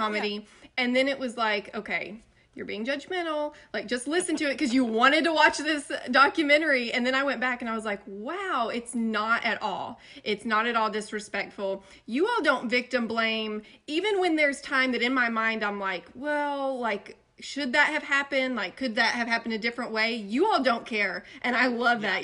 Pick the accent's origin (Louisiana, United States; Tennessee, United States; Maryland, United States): Tennessee, United States; East; I'm from East Tennessee, like country